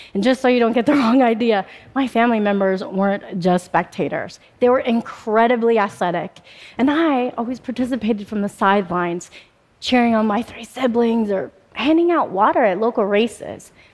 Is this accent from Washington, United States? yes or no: yes; Spokane, Washington, United States; also born or lived in Bombay, India; I was adopted by an American family and I moved to Spokane, Washington just shortly after my third birthday